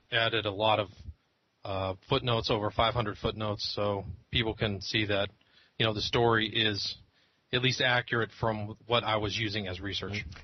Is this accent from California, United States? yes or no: yes; Northern California, United States; I grew up in Northern California.